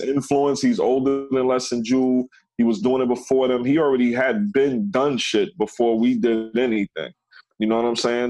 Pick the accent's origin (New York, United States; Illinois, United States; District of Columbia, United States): New York, United States; New York City; also born or lived in Bronx, New York / Flushing, Queens / Elmhurst, Queens; I moved from the Bronx to Queens, and then I moved to Elmhurst side